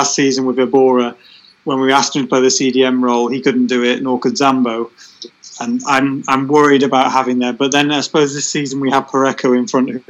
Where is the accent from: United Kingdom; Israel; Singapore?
United Kingdom; now in York, United Kingdom; I'm very British.